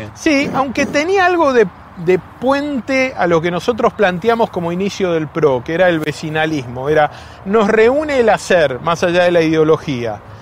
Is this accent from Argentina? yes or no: yes; Buenos Aires Province, Argentina; como bonaerense